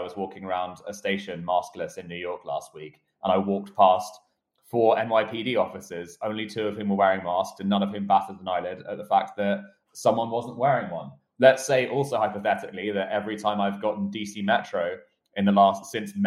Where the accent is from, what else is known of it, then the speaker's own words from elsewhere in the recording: United Kingdom; moved away; my home country of the United Kingdom